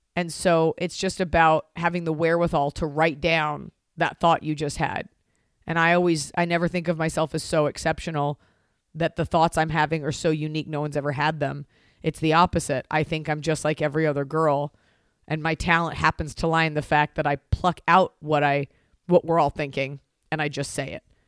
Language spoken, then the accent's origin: English; Texas, United States; now in Los Angeles, United States; my parents are New Yorkers and I am from Texas